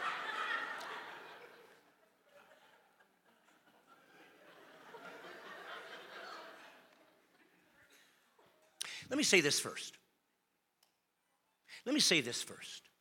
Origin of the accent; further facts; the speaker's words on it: Bremen, Indiana, United States; I was born in a small town in Indiana called Bremen, Indiana